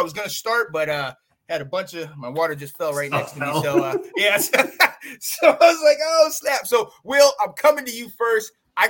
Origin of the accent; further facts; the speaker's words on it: United States; I'm from Carolina.